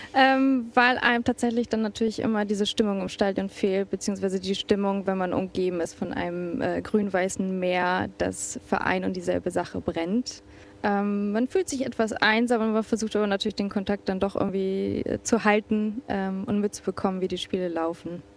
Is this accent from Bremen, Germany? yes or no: yes; Bremen, Germany; moved away as an adult; now in Warsaw, Poland; bin gebürtige Bremerin, ein Viertelkind